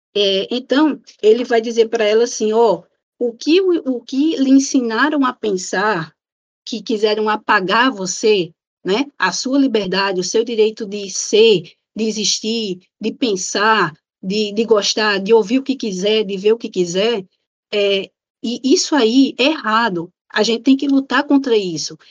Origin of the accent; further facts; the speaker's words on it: Natal, Rio Grande do Norte, Brazil; sou de Natal